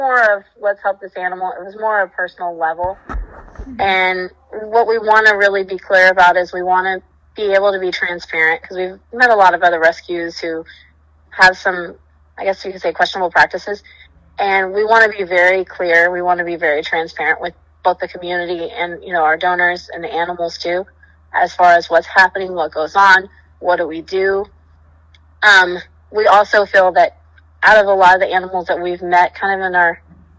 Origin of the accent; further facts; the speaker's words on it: Texas, United States; now in Wellington, United States; I grew up in Texas around horses